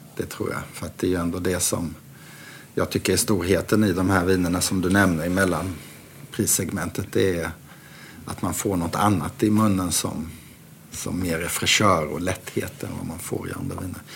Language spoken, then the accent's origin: Swedish; Sweden; Jag var ju ensam svensk det året